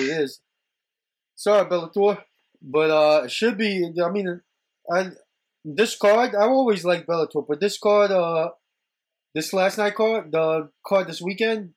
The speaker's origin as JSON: {"language": "English", "area": "Long Island", "region": "New York", "country": "United States", "said": "I'm from Long Island"}